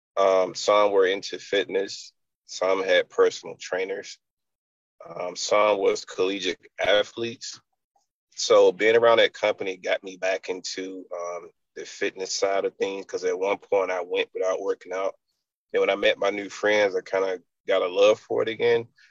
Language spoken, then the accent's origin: English; Enfield, North Carolina, United States; moved away; also born or lived in Raleigh/Wake Forest, North Carolina; I'm from a little town called Enfield.